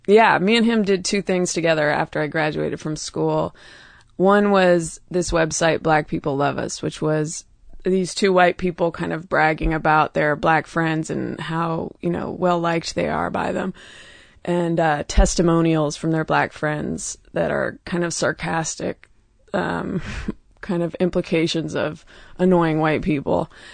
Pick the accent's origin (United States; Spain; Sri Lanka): United States; Oakland, California; also born or lived in New York; now in Los Angeles, United States; I grew up in Oakland, California